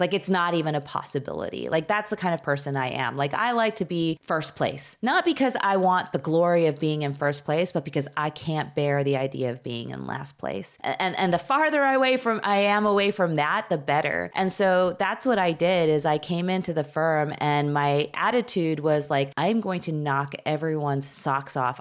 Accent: suburbs of Chicago, Illinois, United States; also born or lived in Skokie, Illinois / Wilmette, Illinois; I grew up in the suburbs of Chicago. I was born in Chicago. My parents moved us to Skokie, Illinois, shortly after I was, like, four.

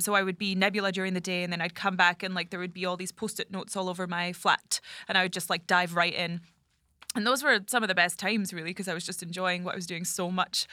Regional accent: Scottish Highlands, Scotland, United Kingdom; moved away; I'm from the Highlands

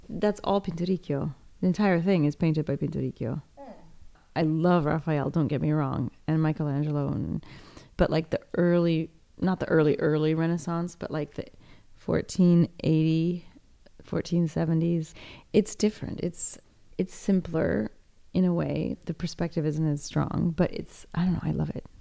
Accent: Seattle, Washington, United States; moved away; it was my hometown

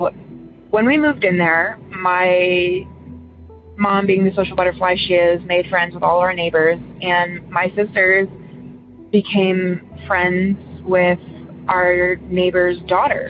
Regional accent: Ohio, United States; also born or lived in Elyria, Ohio / Geauga County, Ohio; I'm from Ohio, originally from an area called Elyria, which is a pretty big city-ish area. And I moved to an area with my family when I was in first grade, in a place called Jug County.

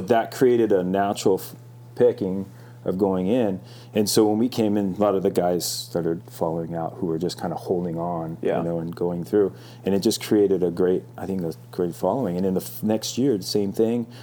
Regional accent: Hermosa Beach, California, United States; also born or lived in Hawaii; I was born in Hawaii. I grew up. I, we moved over quite when I was a young kid, and I grew up here in Hermosa Beach

